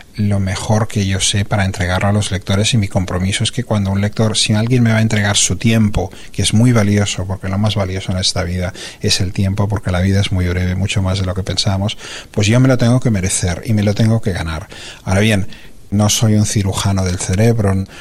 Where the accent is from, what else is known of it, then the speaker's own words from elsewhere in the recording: Barcelona, Catalonia, Spain; moved away as an adult; also born or lived in California, United States; la ciudad de Barcelona, que es donde yo nací, donde yo me crié y donde son mis raíces